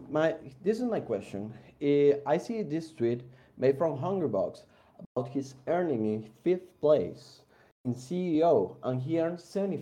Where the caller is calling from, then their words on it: San José, Costa Rica; I'm calling from San Jose, Costa Rica.